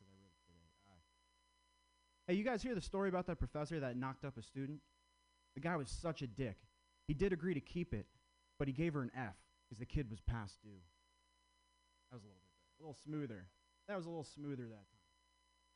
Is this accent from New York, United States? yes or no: no; Vermont, United States; I grew up in Vermont.